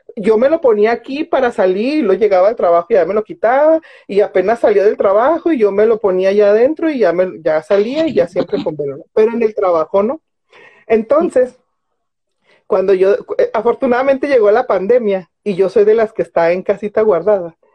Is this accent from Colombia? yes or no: no; Mexico; also born or lived in Ciudad Juárez, Chihuahua; a mí como mexicana